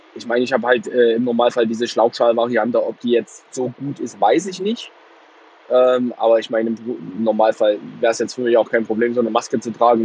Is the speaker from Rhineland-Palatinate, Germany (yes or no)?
no; Plauen, Saxony, Germany; moved away as an adult; now in Heilbronn, Germany; ich bin gebürtiger Vogtländer, aber ich lebe hier seit zehn Jahren nicht mehr